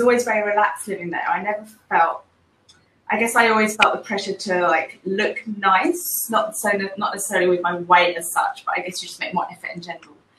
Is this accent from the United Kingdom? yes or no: yes; England, United Kingdom; now in Singapore; I'm from England originally, but I'm currently living in Singapore